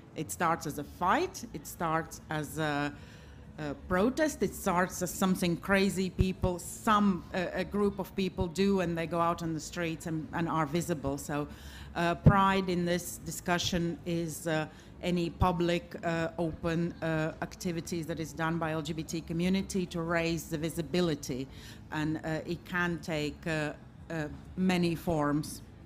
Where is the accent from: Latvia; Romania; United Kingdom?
Latvia; Riga; I'm from Riga, Latvia